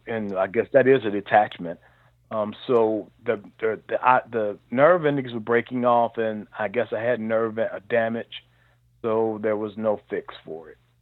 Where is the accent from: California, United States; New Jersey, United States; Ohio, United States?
Ohio, United States; Cincinnati; also born or lived in Marion, Alabama / Atlanta / Lexington; I um, grew up in Cincinnati, Ohio. I moved here um, fairly early in my life before I was one year old